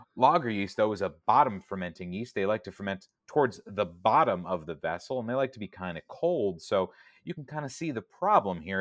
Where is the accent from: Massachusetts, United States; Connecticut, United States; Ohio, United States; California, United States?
California, United States; San Diego; moved away; I grew up in San Diego